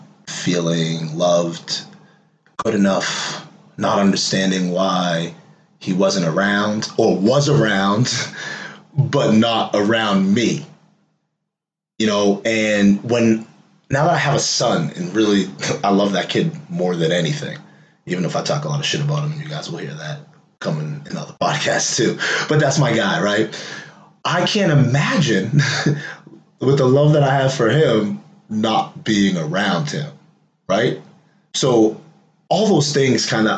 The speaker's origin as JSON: {"language": "English", "town": "Waltham", "region": "Massachusetts", "country": "United States", "tie": "born or raised there", "said": "I grew up in the Prospect Hill Projects, PHP. Some of y'all know that, and people that don't, that's projects out here in Waltham, Mass."}